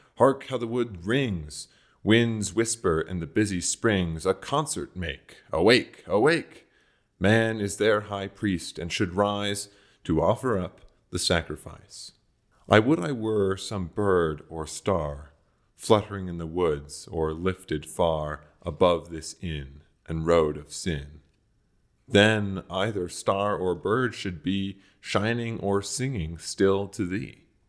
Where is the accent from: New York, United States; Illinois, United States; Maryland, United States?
Maryland, United States; I'm from Maryland